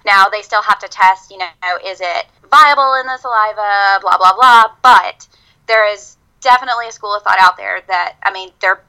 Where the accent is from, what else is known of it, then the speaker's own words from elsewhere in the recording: Mississippi, United States; also born or lived in Virginia; now in Alabama, United States; I grew up in Mississippi. I lived in Virginia for a little while, and now I live in Alabama